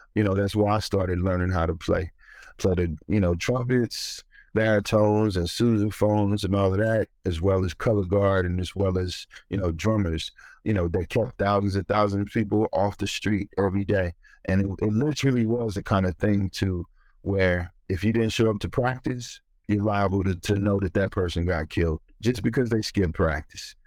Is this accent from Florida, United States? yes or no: no; Ferguson, Missouri, United States; moved away; also born or lived in New York; growing up in Ferguson